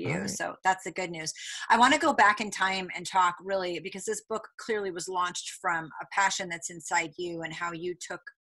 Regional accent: Rhode Island, United States; So I grew up in Rhode Island

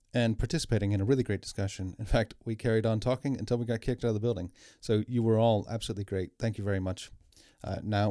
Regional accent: United States; I am American, not Canadian.

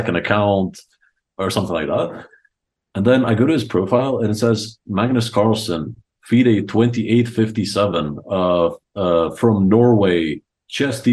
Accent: Croatia; also born or lived in Rijeka; I only grew up in Croatia

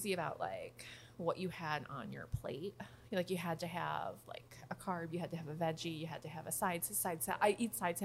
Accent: Rochester, New York, United States; I'm from Rochester

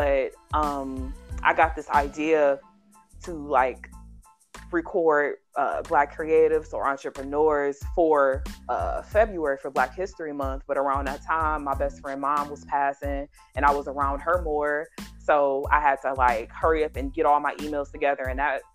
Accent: Cleveland, Ohio, United States; Cleveland, Ohio, which is where I'm from Cleveland.

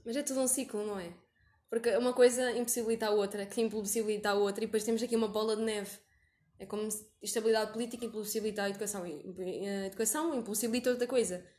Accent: Portugal; moved away as an adult; now in Guinea-Bissau; eu sou portuguesa

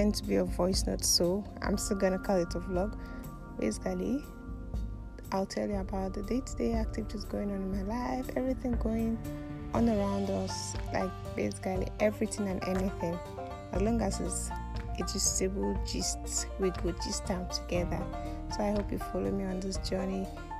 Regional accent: Enabo village, Ankpa, Kogi, Nigeria; I'm the eldest child of my parents. Also, I'm Igala by tribe. I come from Enabo village, which is under Anpa local government of Kogi State.

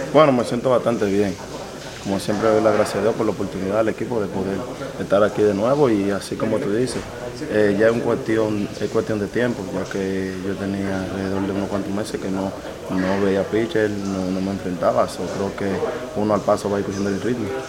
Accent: Dominican Republic; moved away

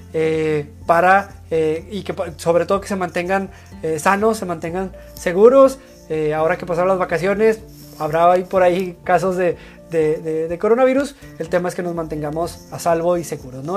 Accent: Mexico

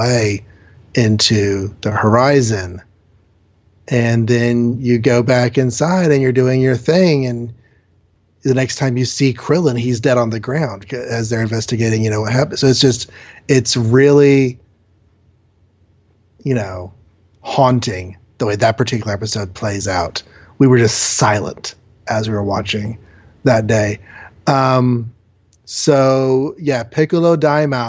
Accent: United States; as an American watcher

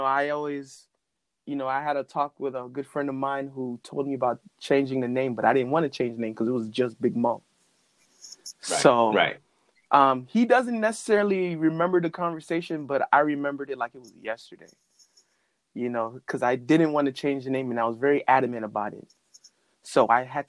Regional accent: North Miami, Florida, United States; also born or lived in Pembroke Pines, Florida; I've been born and raised in Miami. Born specifically north. It's a city called North Miami, Florida

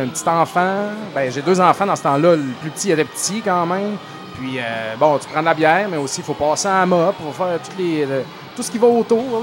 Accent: Saint-Joseph-de-Beauce, Quebec, Canada; je viens de la Beauce, j'habitais à Saint-Joseph

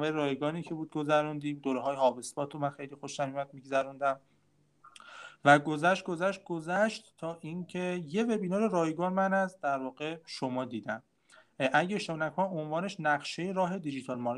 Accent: Hamadan Province, Iran; همدانی همدانی

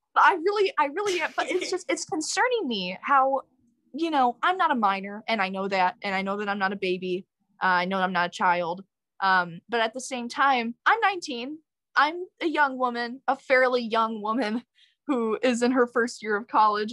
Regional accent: Wheaton, Illinois, United States; moved away as an adult; now in New York, United States; I went to Wheaton North High School

